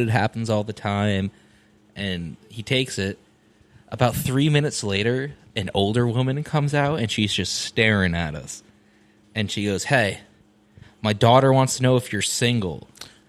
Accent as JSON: {"language": "English", "town": "Guilford", "country": "United States", "tie": "born or raised there", "said": "I was born and raised in Guilford."}